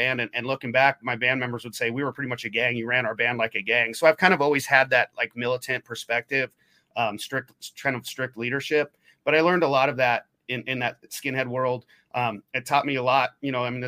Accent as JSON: {"language": "English", "region": "Oregon", "country": "United States", "tie": "born or raised there", "also_born_or_lived": "Portland, Oregon", "moved": "as an adult", "lives_now": "Midwest, United States", "said": "When I grew up in Oregon, I was about an hour south of Portland until I, you know, graduated, moved up to Portland"}